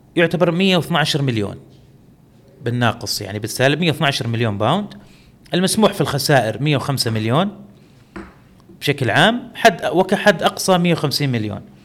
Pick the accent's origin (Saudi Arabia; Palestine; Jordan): Saudi Arabia; عندنا في السعوديه